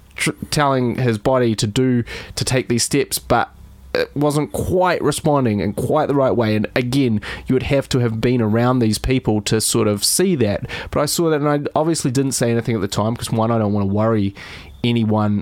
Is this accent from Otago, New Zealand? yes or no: yes; Dunedin, Otago, New Zealand; moved away as an adult; also born or lived in London; I was a guy from Dunedin. but I, I went from the smallest city to the biggest city